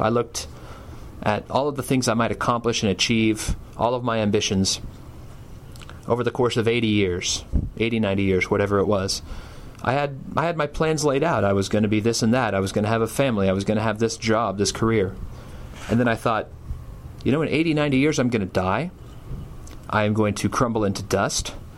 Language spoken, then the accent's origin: English; Tulsa, Oklahoma, United States; I was born in 1977 in Tulsa, Oklahoma.